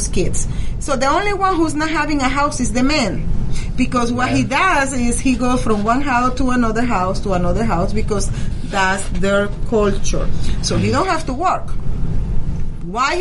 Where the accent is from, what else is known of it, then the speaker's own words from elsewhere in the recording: Venezuela; now in United States; in our country, like back home when I used to be Venezuela, you know, live in Venezela, I am American now